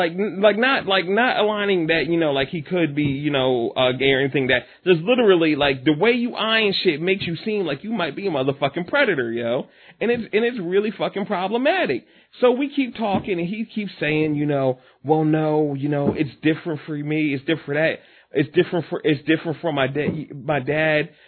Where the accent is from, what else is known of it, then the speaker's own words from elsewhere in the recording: Willingboro, New Jersey, United States; I grew up in Willowboro